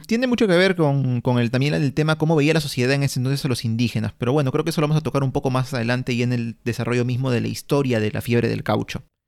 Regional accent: Peru; todos somos peruanos, vivimos en la costa, en la sierra, en la selva

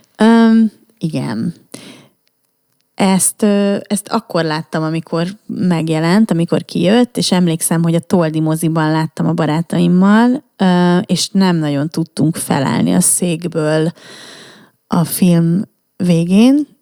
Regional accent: Budapest, Hungary; budai lány, tehát, hogy érted, én aztán tényleg, ne, nekem minden a Moszkva térről indult

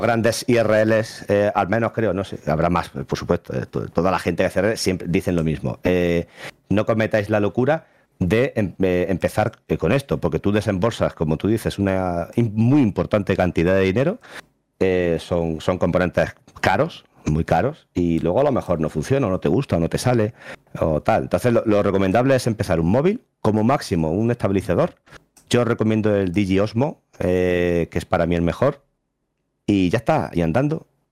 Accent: Jaén, Andalusia, Spain; soy de Jaén

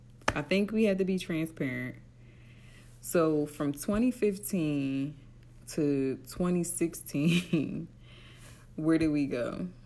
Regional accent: Atlantic City, New Jersey, United States; And that's big coming from me because I'm from Atlantic City.

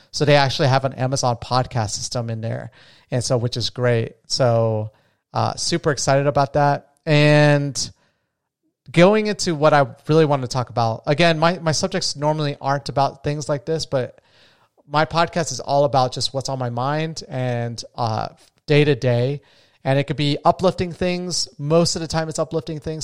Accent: Las Vegas, Nevada, United States; I'm from Vegas

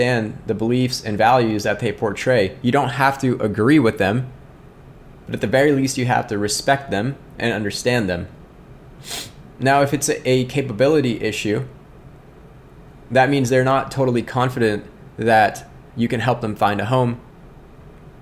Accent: Scranton, Pennsylvania, United States; now in Indianapolis, United States; I'm from Scranton

